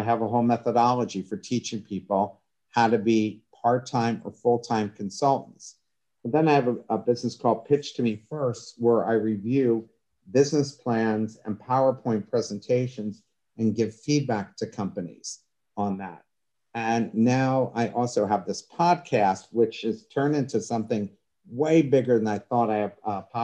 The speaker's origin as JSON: {"language": "English", "town": "Coatesville", "region": "Pennsylvania", "country": "United States", "tie": "born or raised there", "said": "I was born and raised in Coatesville, which is outside of Philadelphia, about 30 miles outside of Philadelphia"}